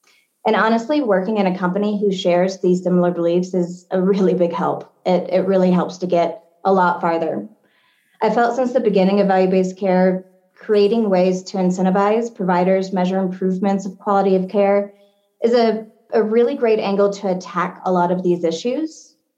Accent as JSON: {"language": "English", "town": "Batesville", "region": "Arkansas", "country": "United States", "tie": "born or raised there", "moved": "yes", "said": "I grew up in Batesville, Arkansas"}